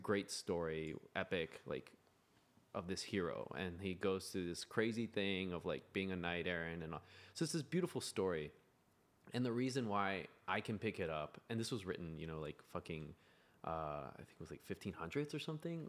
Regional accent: United States; I'm American

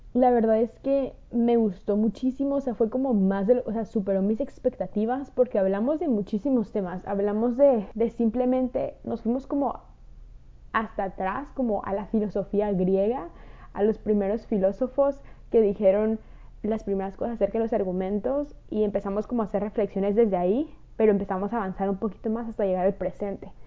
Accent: Mexico; de México

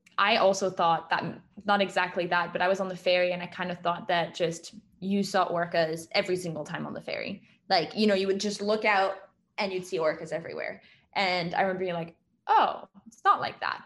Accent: France; moved away; I grew up in France

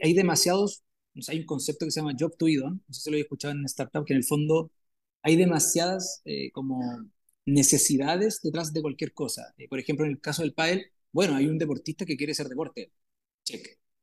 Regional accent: southern Chile, Chile; moved away as an adult; now in Santiago, Chile; yo soy del sur de Chile, de Santiago. Vivo a, estuve toda mi, época de colegio de región, así que estuve allá hasta los 18 años.

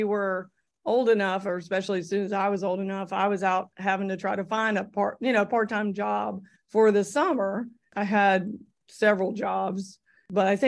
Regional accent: Greensboro, North Carolina, United States; I grew up in Greensboro, and that's obviously where I had my part-time jobs

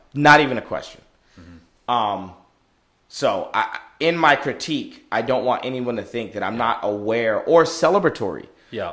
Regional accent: United States; I'm African American.

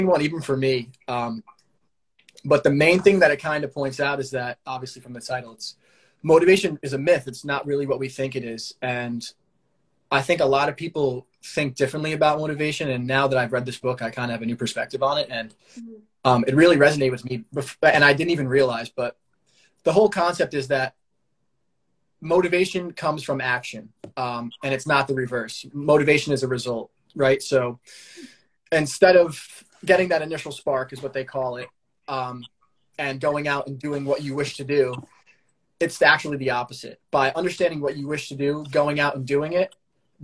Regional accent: Long Island, New York, United States; I'm from Long Island

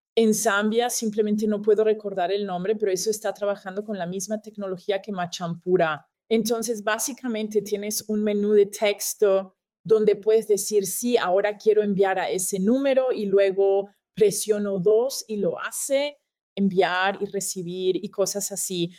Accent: Austria; soy de Austria

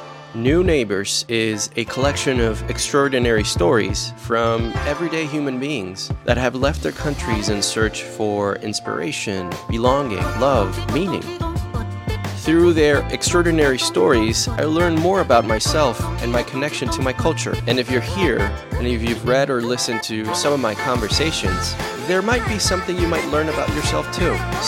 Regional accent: Caracas, Capital District, Venezuela; moved away as an adult; now in New York City, United States; I'm a photographer and designer living in New York City. I'm originally from Caracas, Venezuela, and I've been in the city for 8 years.

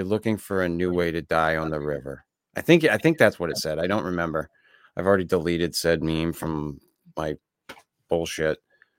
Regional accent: Maine, United States; I'm from Maine

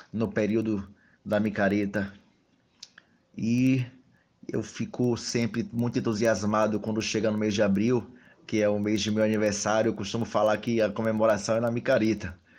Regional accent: Salvador, Bahia, Brazil; Eu sou de Salvador. … sou colunista do jornal Massa, mas eu me sinto um pouco também ferense.

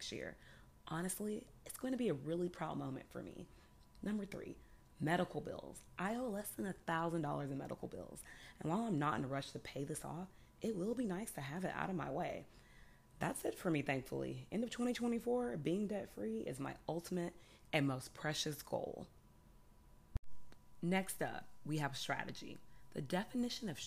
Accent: Houston, Texas, United States; moved away; I'm from Houston

